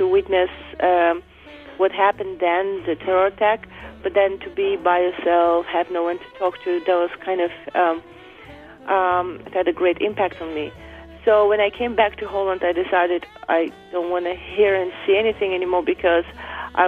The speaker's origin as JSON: {"language": "English", "country": "Azerbaijan", "tie": "born or raised there", "moved": "yes", "lives_now": "New York, United States", "said": "I grew up in Azerbaijan, which is part of former Soviet Union"}